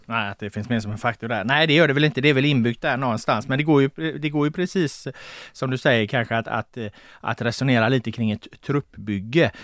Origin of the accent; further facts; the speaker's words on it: Gothenburg, Västra Götaland, Sweden; jag är från Göteborg